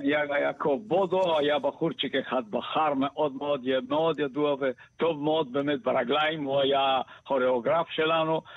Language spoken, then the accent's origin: Hebrew; Bulgaria; first language Bulgarian; Hebrew is a second language; moved away as an adult; also born or lived in Sofia; now in Israel; אני באתי מבולגריה, אני לא הייתי ילד שם, אני הייתי אה, בגיל 20, 21